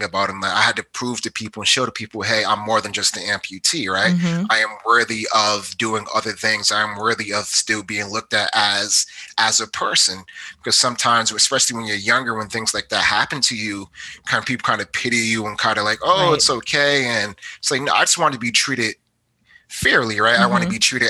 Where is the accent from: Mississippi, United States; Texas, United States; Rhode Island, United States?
Rhode Island, United States; Providence; moved away as an adult; also born or lived in Georgia / Missouri / North Carolina; now in Richmond, United States; I am from Providence, Rhode Island